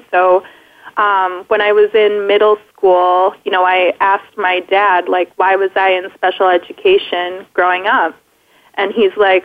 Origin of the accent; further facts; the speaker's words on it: Minnesota, United States; also born or lived in Wisconsin; I was born in Wisconsin, lived there for about a year, and then I moved to Minnesota and have lived there all my life